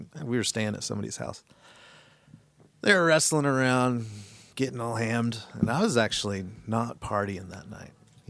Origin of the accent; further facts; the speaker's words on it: West Valley City, Utah, United States; We're from Dubville, baby.